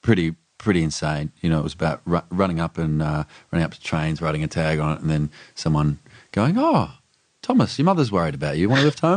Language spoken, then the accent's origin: English; Melbourne, Victoria, Australia; I grew up in Melbourne.